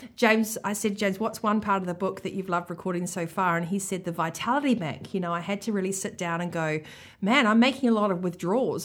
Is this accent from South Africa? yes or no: no; New Zealand; accent: Kiwi; my Kiwi accent